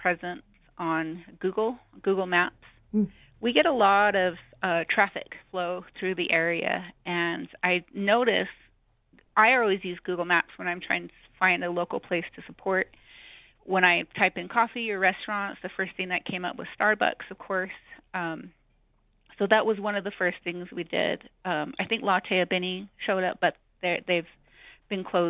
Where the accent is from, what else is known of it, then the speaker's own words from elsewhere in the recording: Window Rock, Arizona, United States; moved away; I grew up in Window Rock.